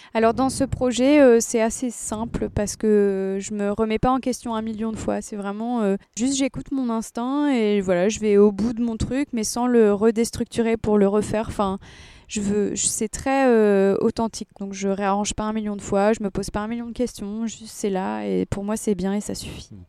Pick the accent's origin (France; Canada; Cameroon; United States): United States; moved away; j'écris en anglais parce que j'ai grandi aux États-Unis